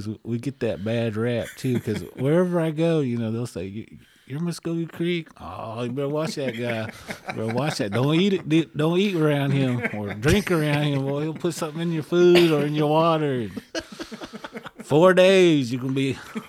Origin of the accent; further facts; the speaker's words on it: India; So that kind of world is something that we don't realize as Indian folks